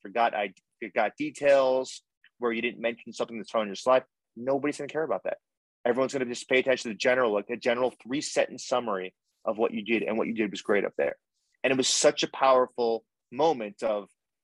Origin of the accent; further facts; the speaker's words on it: United States; as an American